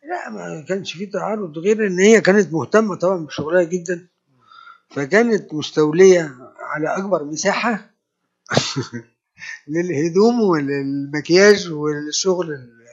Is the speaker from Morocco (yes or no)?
no; Egypt; انا مصري